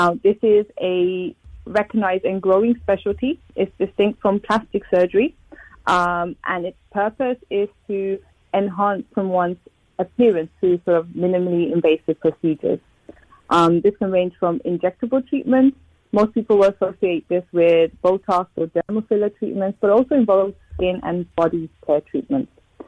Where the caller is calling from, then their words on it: London, United Kingdom; I'm in London at the moment.